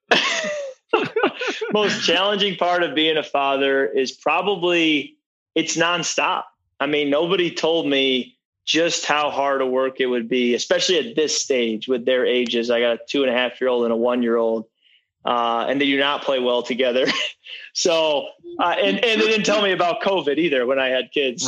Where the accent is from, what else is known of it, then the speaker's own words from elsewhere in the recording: Michigan, United States; moved away as an adult; also born or lived in Washington; now in Minnesota, United States; I'm growing up in Michigan.